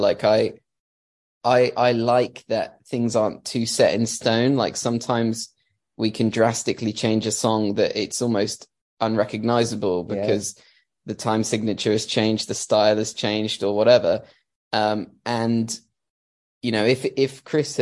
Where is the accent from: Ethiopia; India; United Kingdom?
United Kingdom; Milton Keynes, South East England; we're from Milton Keynes in England